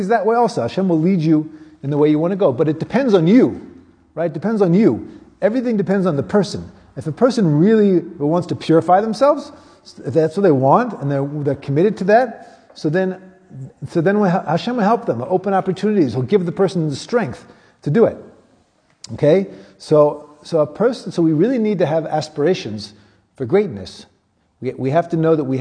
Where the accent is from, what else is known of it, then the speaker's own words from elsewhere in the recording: United States; now in South Africa; I grew up in America